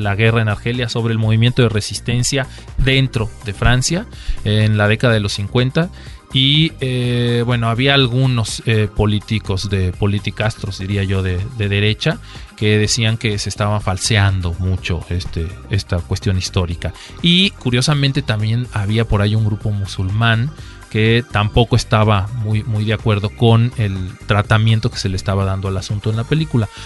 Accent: Mexico

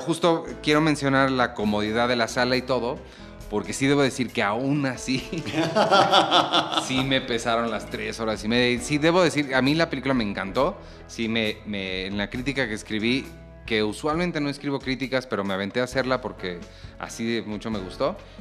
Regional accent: Mexico; México es un país pues, muy católico, ¿no? Creo que todos aquí crecimos como católicos

